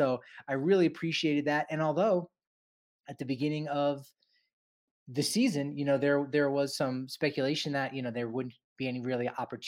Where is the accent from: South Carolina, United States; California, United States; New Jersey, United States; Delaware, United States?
New Jersey, United States; moved away; I'm from New Jersey originally